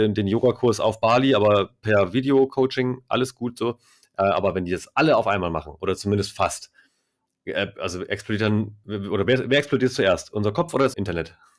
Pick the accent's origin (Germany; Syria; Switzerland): Germany; Itzehoe, Schleswig-Holstein; moved away; ich bin da groß geworden. Also von 87 bis 2008